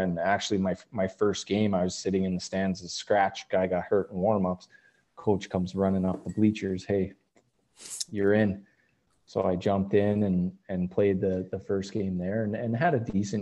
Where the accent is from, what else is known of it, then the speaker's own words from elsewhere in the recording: Great Falls, Montana, United States; also born or lived in Spokane, Washington; we actually moved to Great Falls, Montana. Grew up there, played all my youth hockey there